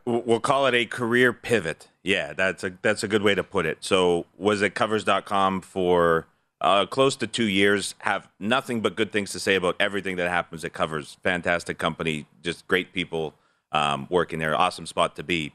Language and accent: English; Alberta, Canada; as a Canadian